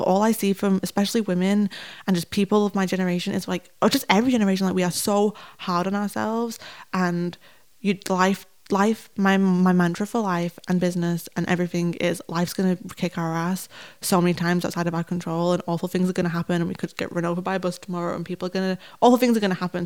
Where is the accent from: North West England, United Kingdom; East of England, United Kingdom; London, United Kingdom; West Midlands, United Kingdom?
North West England, United Kingdom; Manchester; I'm from Manchester